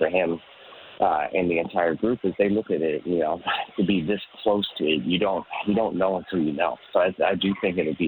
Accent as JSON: {"language": "English", "town": "Toronto", "region": "Ontario", "country": "Canada", "said": "I'm from Toronto. I'm Canadian"}